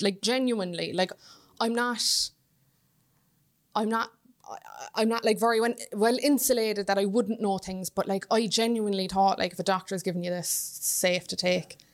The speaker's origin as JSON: {"language": "English", "town": "Cork", "region": "Munster", "country": "Ireland", "moved": "yes", "lives_now": "Dublin, Ireland", "said": "I'm in Dublin from Cork"}